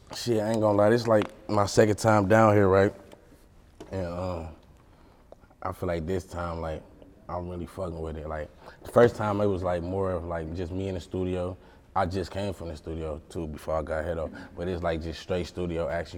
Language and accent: English; St. Paul, Minnesota, United States; also born or lived in Detroit, Michigan; where I grew up from in St. Paul, Minnesota, I grew up on the east side